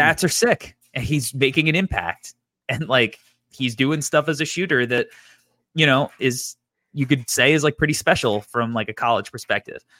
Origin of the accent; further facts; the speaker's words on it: New York, United States; when you're from New York. It's, like, a big part of New York culture for us growing up